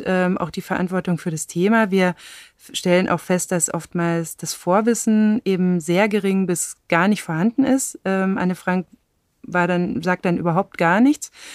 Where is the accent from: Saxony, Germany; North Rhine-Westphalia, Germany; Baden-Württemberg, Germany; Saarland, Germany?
Baden-Württemberg, Germany; Black Forest; now in Berlin, Germany; ich bin auf dem Land im Schwarzwald aufgewachsen